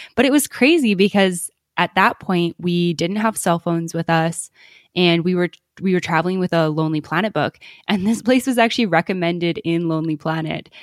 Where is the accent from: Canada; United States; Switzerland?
Canada; moved away; we're from Canada originally